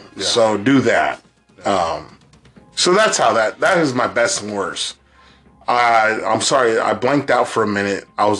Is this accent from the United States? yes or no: yes; New Jersey, United States; I'm from Jersey.